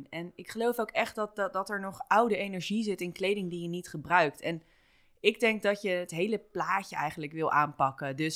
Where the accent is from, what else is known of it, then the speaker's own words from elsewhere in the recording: Rotterdam, South Holland, Netherlands; moved away as an adult; also born or lived in Toronto / Bali; now in Amsterdam, Netherlands; ik kom wel echt uit Rotterdam